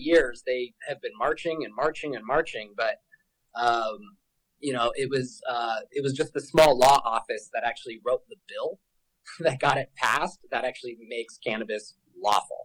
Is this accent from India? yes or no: no; Denver, Colorado, United States; I am born and raised in Denver, Colorado